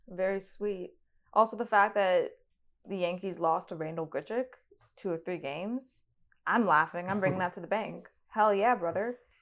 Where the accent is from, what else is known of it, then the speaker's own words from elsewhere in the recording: Toronto, Ontario, Canada; I'm from Toronto.